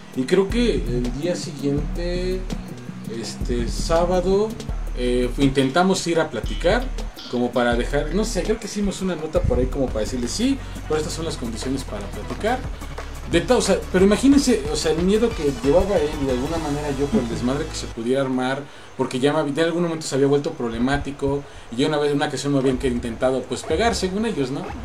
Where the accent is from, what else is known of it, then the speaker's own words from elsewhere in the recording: Angangueo, Michoacán, Mexico; moved away; also born or lived in Mexico City; nos regresamos a mi pueblo